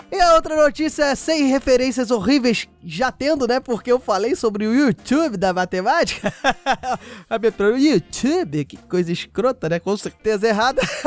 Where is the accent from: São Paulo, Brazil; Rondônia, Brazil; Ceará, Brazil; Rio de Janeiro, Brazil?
Rio de Janeiro, Brazil; accent: carioca; falar com o meu sotaque carioca